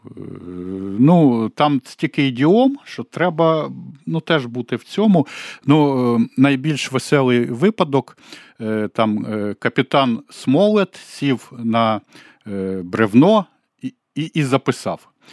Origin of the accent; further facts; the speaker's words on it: Kyiv, Ukraine; я киянин